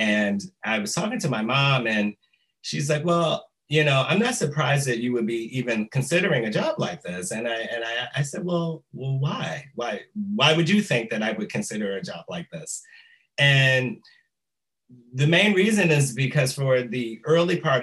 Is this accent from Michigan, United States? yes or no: yes; Detroit, Michigan, United States; moved away as an adult; now in Chicago, United States; I am originally from Detroit, Michigan